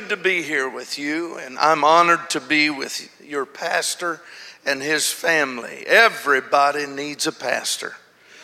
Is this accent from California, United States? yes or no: no; Honolulu, Hawaii, United States; I am from Honolulu.